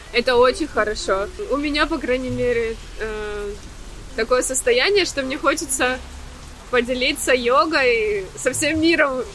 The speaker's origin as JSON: {"language": "Russian", "town": "Mariupol", "region": "Donetsk Oblast", "country": "Ukraine", "also_born_or_lived": "Athens, Greece / Dubai, UAE", "moved": "as an adult", "lives_now": "Cyprus", "said": "Я из Украины, из э, Мариуполя. Гречанка по происхождению."}